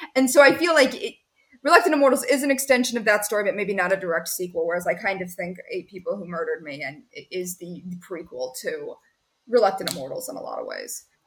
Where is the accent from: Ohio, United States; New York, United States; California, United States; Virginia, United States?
Ohio, United States; now in Pittsburgh, United States; I'm from Ohio originally